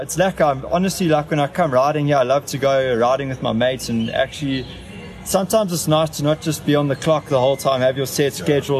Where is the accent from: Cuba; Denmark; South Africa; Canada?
South Africa; being South African